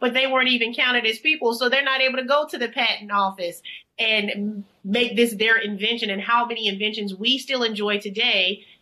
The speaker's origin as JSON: {"language": "English", "region": "Alabama", "country": "United States", "tie": "born or raised there", "said": "I grew up in Alabama."}